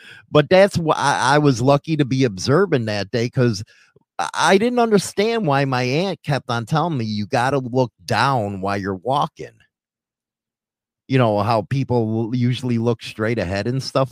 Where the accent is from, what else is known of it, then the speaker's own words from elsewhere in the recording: Chicago, Illinois, United States; moved away; here I am from Chicago